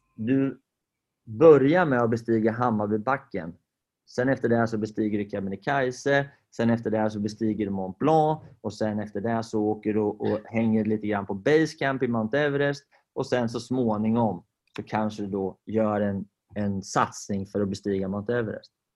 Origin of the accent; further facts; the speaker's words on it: Sweden; Vi är ju svenskar